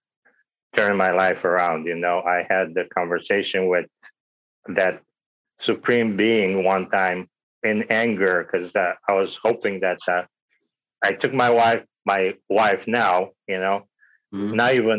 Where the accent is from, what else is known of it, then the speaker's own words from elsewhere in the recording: Romania; moved away; I was born in Romania, you know, under the communist regime at the time.